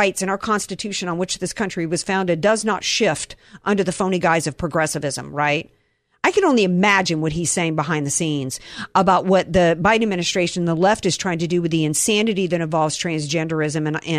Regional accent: Georgia, United States; growing up in Georgia, and I grew up in the deep south

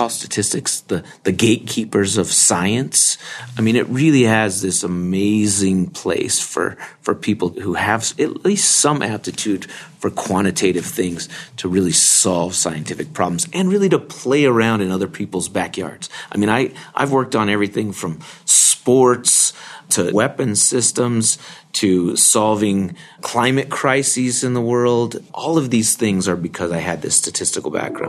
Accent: New Mexico, United States; moved away as an adult; also born or lived in Texas / Utah; now in Provo, United States; I was raised in New Mexico, and my high school had only a handful of members of the church

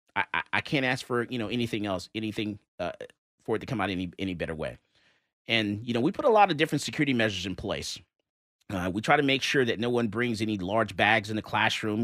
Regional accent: Fort Lauderdale, Florida, United States; now in Texas, United States; Florida, you know, my, my home state where I was born. I was born in Fort Lauderdale, Florida. I'm now a Texan, been here forever

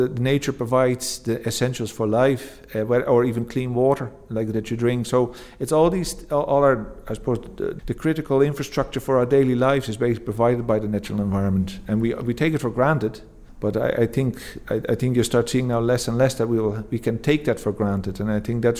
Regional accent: Netherlands; moved away as an adult; now in Fingal, Ireland; I'm originally from the Netherlands

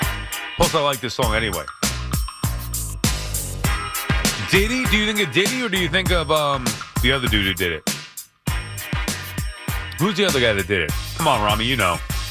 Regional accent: New York City, New York, United States; the part of the newsroom that I grew up in Astoria.

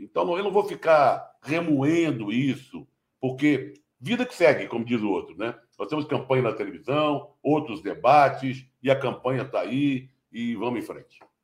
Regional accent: Rio de Janeiro, Brazil; eu como carioca

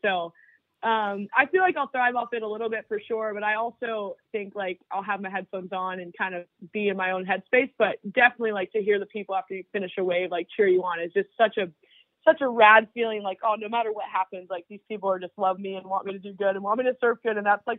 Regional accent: Florida, United States; now in San Clemente, United States; even though I'm from Florida, like, I live here now

